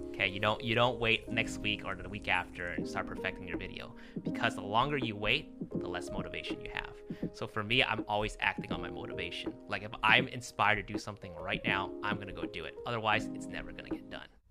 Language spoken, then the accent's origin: English; Los Angeles, California, United States; I was born in Los Angeles